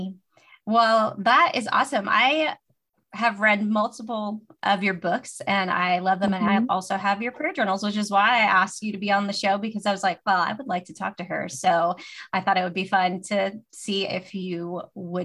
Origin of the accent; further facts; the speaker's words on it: United States; as American Christians or Westerners